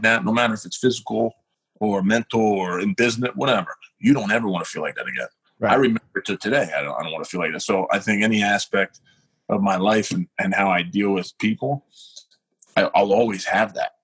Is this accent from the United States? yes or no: yes; Philadelphia, Pennsylvania, United States; I grew up in South Philly